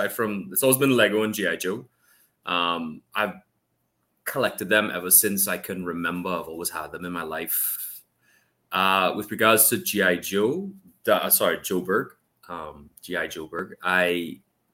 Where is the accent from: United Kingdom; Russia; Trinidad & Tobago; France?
Trinidad & Tobago; also born or lived in Canada; I'm from Trinidad and Tobago. I was born in Canada, and then I moved down here as soon as we could fly. And I've been living here